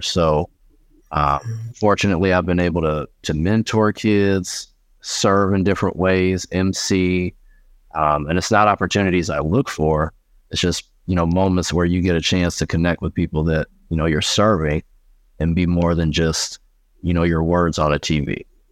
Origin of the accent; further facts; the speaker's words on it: Indianapolis, Indiana, United States; I was born and raised in Indianapolis, Indiana